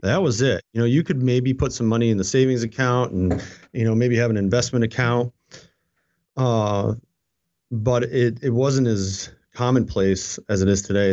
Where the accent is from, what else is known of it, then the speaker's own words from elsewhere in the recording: upstate New York, United States; now in Fredericksburg, United States; I grew up in a very, very small town, and it was a mill town